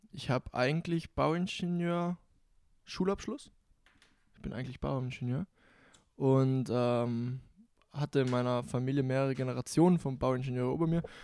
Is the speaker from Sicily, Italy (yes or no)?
no; Bolzano, Trentino-Alto Adige, Italy; moved away as an adult; now in Graz, Austria; Geboren in Südtirol, geboren in Bozen, Südtirol. Mit 18 nach Graz gezogen nach Österreich und deshalb habe ich keinen genauen Dialekt. Also es ist so eine Mischung.